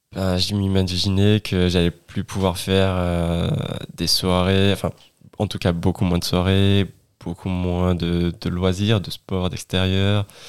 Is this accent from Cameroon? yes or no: no; Ardèche, Auvergne-Rhône-Alpes, France; also born or lived in Grenoble; je viens d'Ardèche